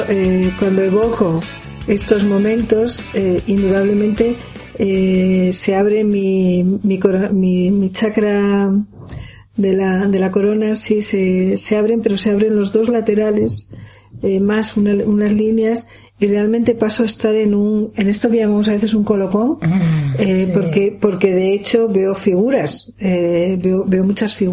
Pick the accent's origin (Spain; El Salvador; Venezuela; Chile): Spain; Castile and León; especialmente en Asturias y en y en la montaña de León, en la zona de mi pueblo, yendo hacia Bavia